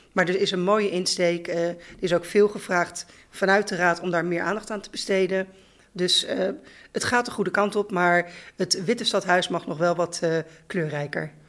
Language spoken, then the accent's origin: Dutch; The Hague, South Holland, Netherlands; moved away as an adult; also born or lived in Groningen / Leeuwarden; ik ben geboren en getogen in Regentex Valkenbos op de grens van Zand en Veen